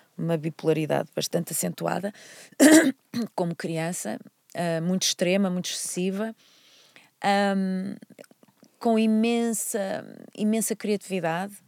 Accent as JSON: {"language": "Portuguese", "town": "Porto", "region": "Norte", "country": "Portugal", "tie": "born or raised there", "also_born_or_lived": "Vila Nova de Gaia", "moved": "as an adult", "said": "eu nasci no Porto, quer dizer, na verdade nasci no Hospital de Gaia, mas por um acaso, nasci, sou do Porto, vivi toda a minha vida no Porto até aos 18 anos."}